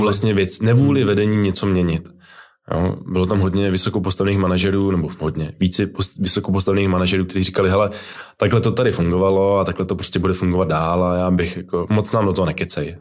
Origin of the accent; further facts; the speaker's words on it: Brno, South Moravian Region, Czechia; also born or lived in Prague; já jsem z Brna